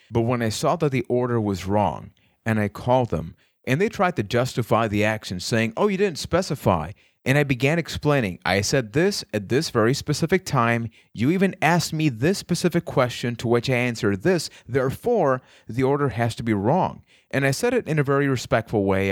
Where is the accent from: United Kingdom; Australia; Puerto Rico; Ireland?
Puerto Rico; I am from Puerto Rico